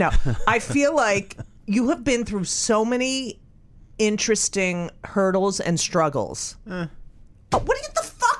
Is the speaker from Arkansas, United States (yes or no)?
no; Clark, New Jersey, United States; I grew up in Clark. Okay. New Jersey.